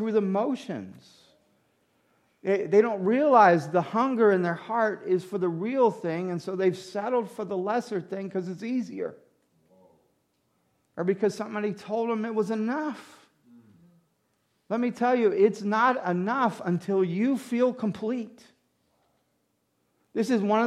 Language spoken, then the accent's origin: English; United States; also born or lived in Louisiana / Mississippi; now in New York, United States; I didn't grow up in New York. I grew up in Mississippi and Louisiana.